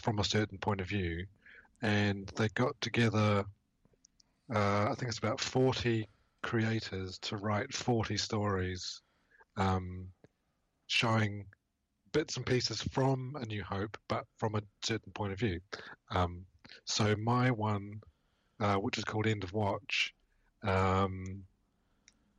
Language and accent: English; New Zealand; moved away; I'm from New Zealand originally, and growing up in the 80s in New Zealand